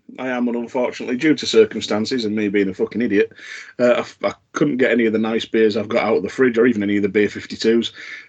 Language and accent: English; Yorkshire and the Humber, United Kingdom; And I'm from Yorkshire.